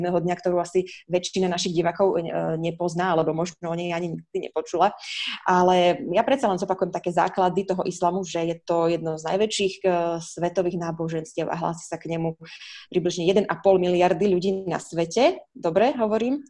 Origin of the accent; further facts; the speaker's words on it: Prešov, Prešov Region, Slovakia; moved away; keď som vyrastala ešte v Prešove